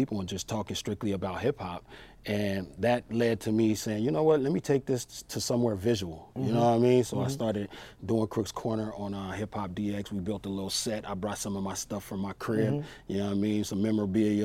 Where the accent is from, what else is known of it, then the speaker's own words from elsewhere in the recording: Long Beach, California, United States; I grew up in Long Beach, California